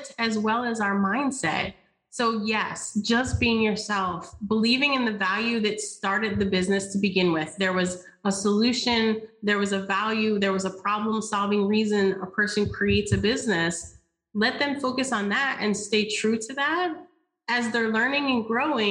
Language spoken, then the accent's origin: English; the South, United States; I am from the South. I say y'all often